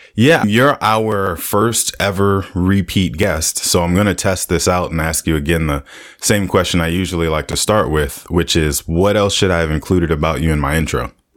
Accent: United States; we normally as American people

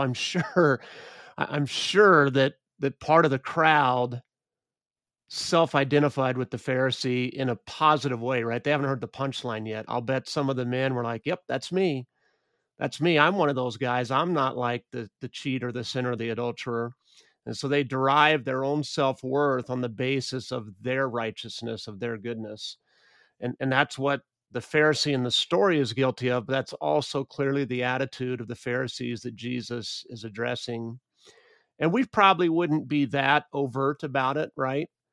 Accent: United States; I grew up in the United States

